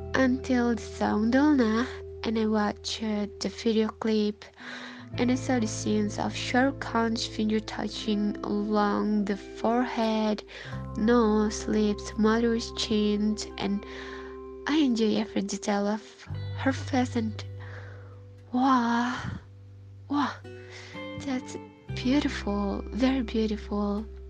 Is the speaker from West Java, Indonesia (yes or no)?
yes; Bandung, West Java, Indonesia; from Bandung, Indonesia.